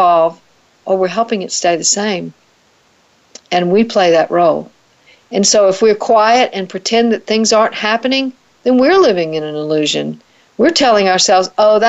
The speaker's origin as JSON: {"language": "English", "region": "the South", "country": "United States", "accent": "Southern", "said": "In case you can't tell from my accent, I live in the South"}